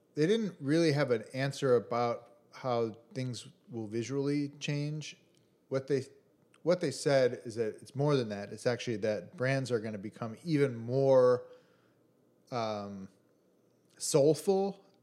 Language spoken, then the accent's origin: English; Chicago, Illinois, United States; from Chicago, from the Midwest